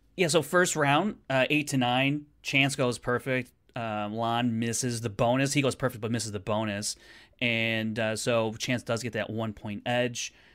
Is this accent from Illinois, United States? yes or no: yes; Chicago, Illinois, United States; I'm from Chicago